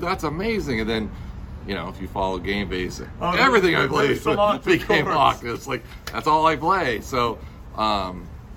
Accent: Irvine, California, United States; moved away as an adult; also born or lived in Los Angeles; growing up in Irvine

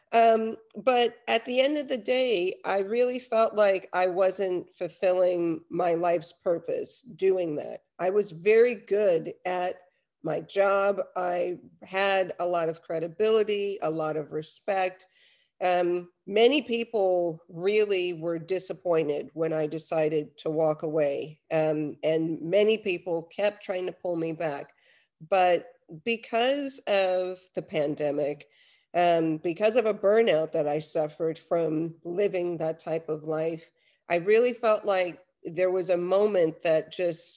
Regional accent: New York, United States; moved away as an adult; also born or lived in Los Angeles, United States; now in Netherlands; I'm originally from New York. I lived in LA for quite some time. But I've been here in Europe and in the Netherlands for over 10 years.

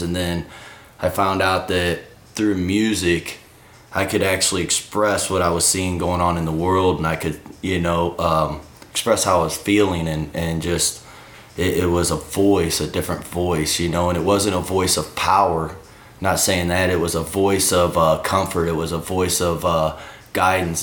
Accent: Granite City, Illinois, United States; also born or lived in Colorado; I grew up in Granite City, Illinois

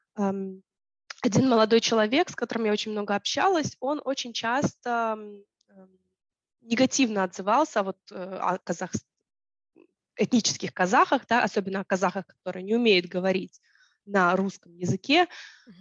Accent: Tallinn, Harju County, Estonia; я ходила в школу, в русскоязычную школу в Таллине

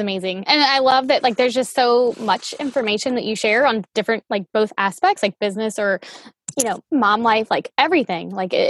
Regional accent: Louisiana, United States; But I'm from Louisiana.

